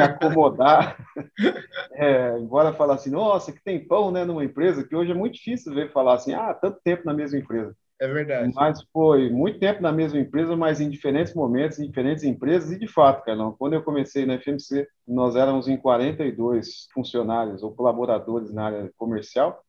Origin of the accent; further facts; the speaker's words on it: Rancharia, São Paulo, Brazil; moved away as an adult; also born or lived in Paraguaçu Paulista; rancharia, lugar onde eu nasci, né? Nasci e me criei